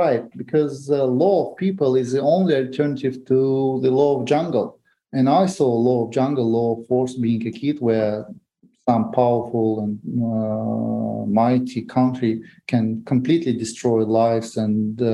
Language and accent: English; Moscow, Russia; also born or lived in Grozny, Chechnya, Russia; I was born in Chechnya in Grozny. And in 1994, actually, it was Christmas night, New Eve, actually, when Russia invaded Chechnya with full force. And my parents took me and my daughter, and we moved to Moscow because we had some relatives there. That's where I grew up